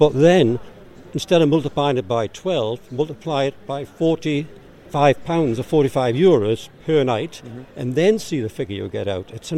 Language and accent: English; Newcastle upon Tyne, North East England, United Kingdom; accent: Geordie; I'll keep my Geordie accent slow.